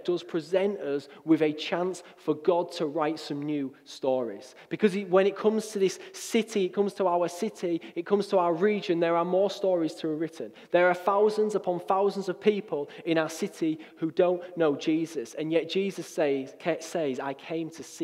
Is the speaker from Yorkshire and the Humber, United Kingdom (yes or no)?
yes; Hull, Yorkshire and the Humber, United Kingdom; moved away as an adult; also born or lived in Middlesbrough; I grew up in Hull, and at 18, I left the city